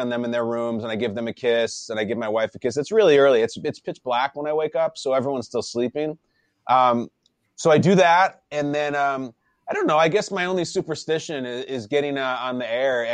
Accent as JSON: {"language": "English", "town": "Chicago", "region": "Illinois", "country": "United States", "tie": "born or raised there", "said": "I grew up in Chicago, so I grew up a Bears fan"}